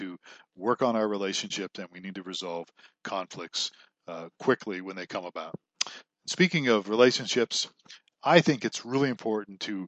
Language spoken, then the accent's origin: English; Ohio, United States; I grew up in Ohio, and my father worked for a strip mine company